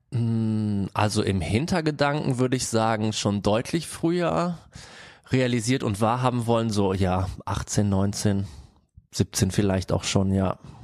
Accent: Bergheim, North Rhine-Westphalia, Germany; now in Cologne, Germany; komme eigentlich aus Bergheim und wir wohnen jetzt zu viert

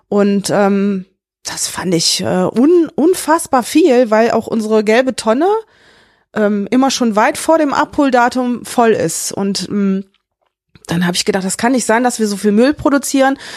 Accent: Rhineland, Germany; Der Name, ich bin halt Rheinländerin, ich bin auch gerne Rheinländerin

